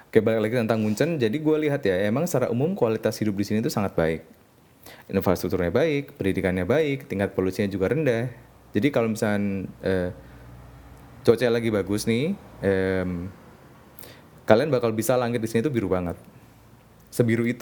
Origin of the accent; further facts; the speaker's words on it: Tuban, East Java, Indonesia; also born or lived in Bandung / Jakarta; jadi gue sebenarnya kampung gue ada di Tuban. Jadi jadi Tuban ini adalah sebuah kota kecil ya, kota kecil banget.